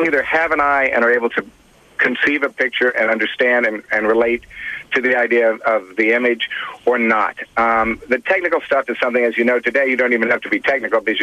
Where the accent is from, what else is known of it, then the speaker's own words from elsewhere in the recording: Kansas, United States; A good buddy of mine I grew up with in Kansas